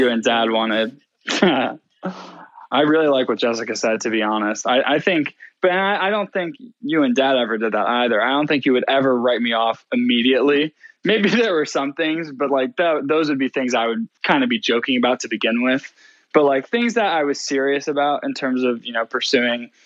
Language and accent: English; Shaker Heights, Ohio, United States; my best friend, you know, growing up in Shaker